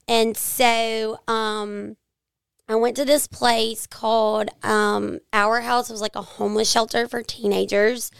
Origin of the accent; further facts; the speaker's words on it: Jackson, United States; I grew up here in the Jackson area.